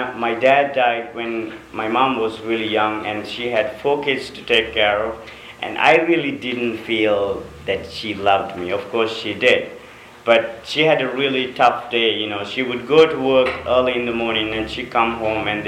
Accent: Sri Lanka; moved away; I'm from a third world country, I'm from Sri Lanka

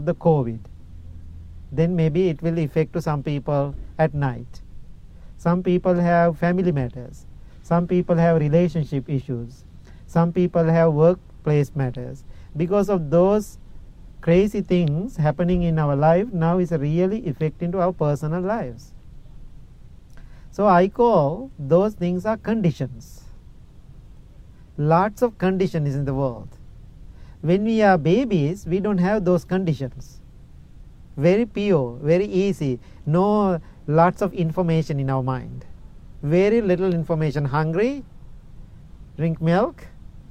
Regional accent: Sri Lanka; English is a second language; moved away as an adult; now in Illinois, United States; I am coming from Sri Lanka. My first 20, 21 years, I was in Sri Lanka.

